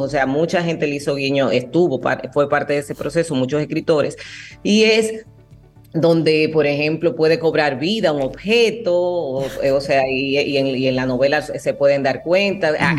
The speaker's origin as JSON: {"language": "Spanish", "country": "Dominican Republic", "said": "aquí en mi país."}